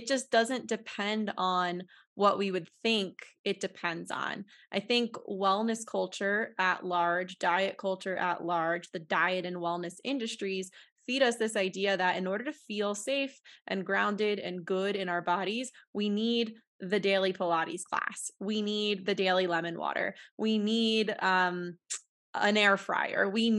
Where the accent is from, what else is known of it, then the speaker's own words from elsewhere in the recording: New York, United States; now in Denver, United States; I'm from New York City area originally, and it was just a really different place and something I wanted to give a try, just like being in more nature.